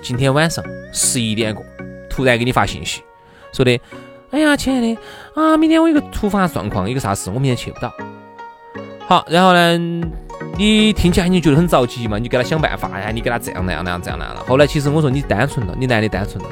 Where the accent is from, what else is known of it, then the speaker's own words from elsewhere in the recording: Chengdu, Sichuan, China; 我们成都